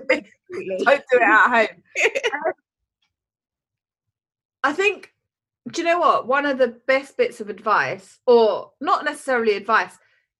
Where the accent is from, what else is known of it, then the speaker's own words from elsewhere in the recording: India; yoga comes from India. I'm Indian, so that's probably what I should do, but I don't.